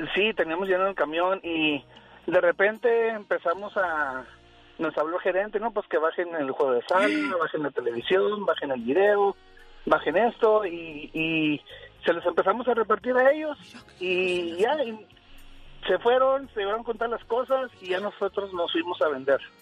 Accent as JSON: {"language": "Spanish", "region": "Chihuahua", "country": "Mexico", "moved": "yes", "lives_now": "Utah, United States", "said": "yo soy de Chihuahua"}